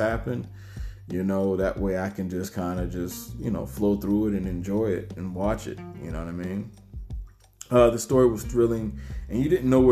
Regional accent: United States; when I was growing up in Liberty City, Seaport, Savannah

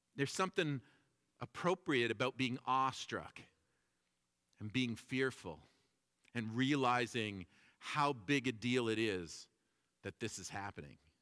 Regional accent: Toronto, Ontario, Canada; when I was growing up in Toronto

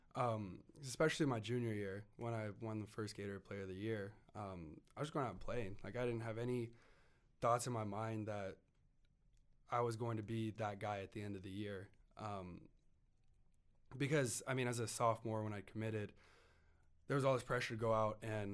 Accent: Idaho, United States; growing up in Idaho

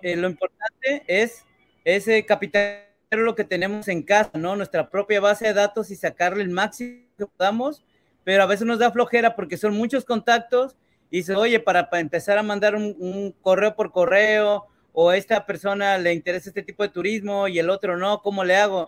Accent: Mexico; yo, como mexicano

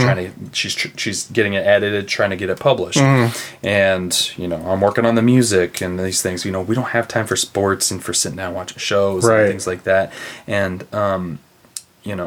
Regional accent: Broken Arrow, Oklahoma, United States; now in Chesterton, United States; Broken Arrow, Oklahoma, outside of Tulsa.

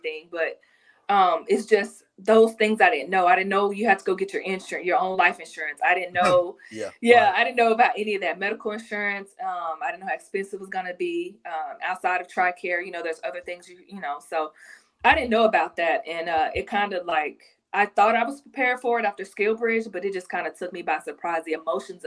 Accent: Garland, Texas, United States; I'm from Garland. So a little bit outside of Dallas.

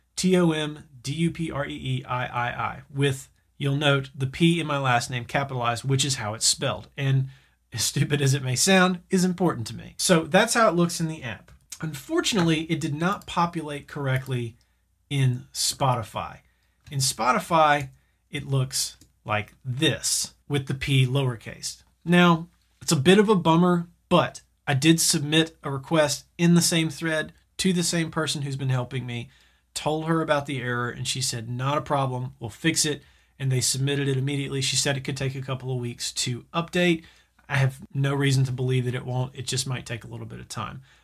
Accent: the South, United States; I'm from the South

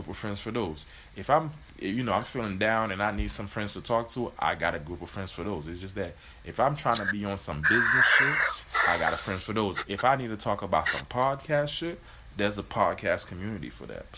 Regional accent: Miami, Florida, United States; moved away; I grew up in Miami.

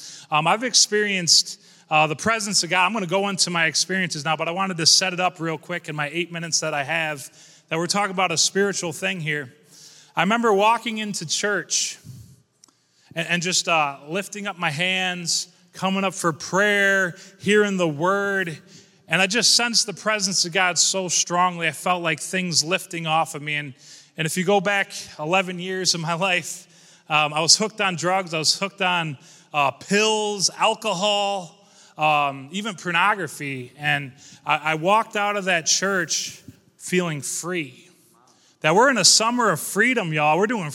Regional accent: Corning, New York, United States; I'm here from Corning, New York. Shout out to Corning.

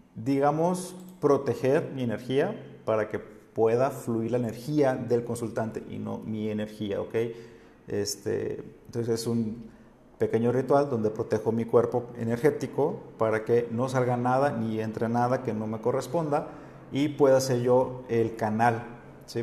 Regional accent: Sinaloa, Mexico; now in Oaxaca, Mexico; yo como soy de Sinaloa no estoy acostumbrado a los temblores

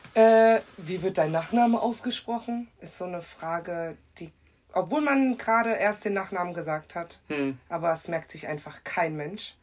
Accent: Kirchheim, Germany; komme aus Kirchheim, bin auch in Deutschland geboren, aber meine Eltern kommen auch aus dem Kosovo

